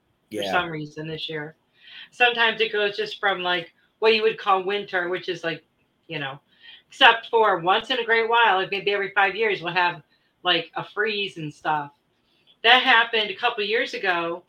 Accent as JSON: {"language": "English", "region": "Michigan", "country": "United States", "tie": "born or raised there", "moved": "yes", "said": "Yeah, I grew up in Michigan."}